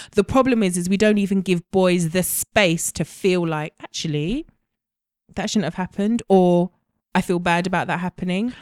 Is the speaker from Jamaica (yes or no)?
yes; Jamaica; I'm Jamaican